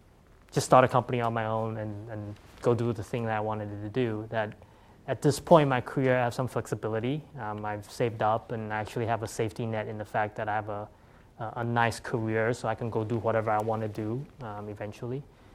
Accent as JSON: {"language": "English", "region": "California", "country": "United States", "tie": "born or raised there", "said": "my passion was still around this community I grew up with here in the Bay Area, right?"}